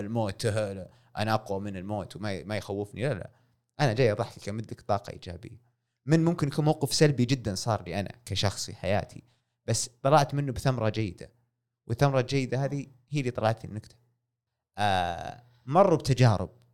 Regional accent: Saudi Arabia; هنا عندنا في السعوديه

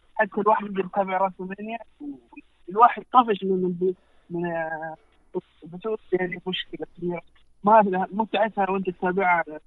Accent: Saudi Arabia; احنا كجمهور سعودي عربي

